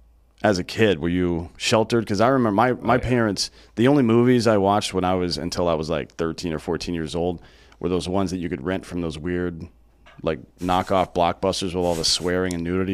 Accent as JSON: {"language": "English", "region": "Southeast", "country": "United States", "tie": "born or raised there", "said": "Well, I grew up in the Pentecostal church in the Southeast, which is pretty similar, I guess."}